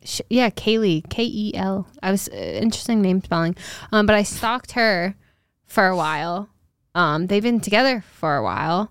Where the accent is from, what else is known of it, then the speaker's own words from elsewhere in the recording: Newport, Rhode Island, United States; my hometown